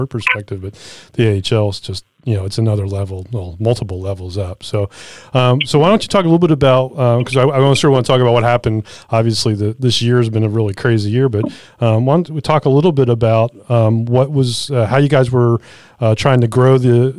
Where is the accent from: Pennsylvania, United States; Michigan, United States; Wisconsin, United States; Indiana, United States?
Pennsylvania, United States; Philadelphia; moved away; I was from Philadelphia. I grew up in Philadelphia.